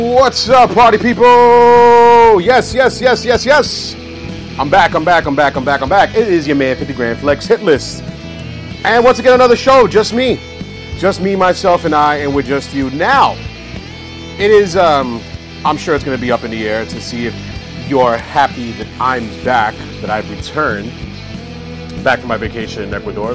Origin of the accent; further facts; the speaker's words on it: New York City, New York, United States; I grew up in Woodside, Queens.